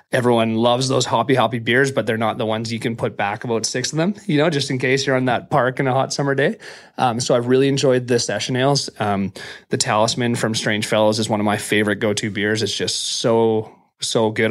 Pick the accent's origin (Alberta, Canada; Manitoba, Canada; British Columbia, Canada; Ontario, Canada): British Columbia, Canada; Prince George; moved away as an adult; now in Vancouver, Canada; I was from Prince George